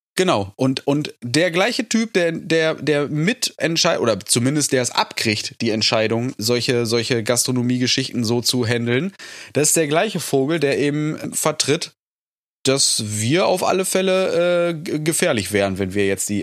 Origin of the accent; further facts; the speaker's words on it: North Rhine-Westphalia, Germany; bei uns in NRW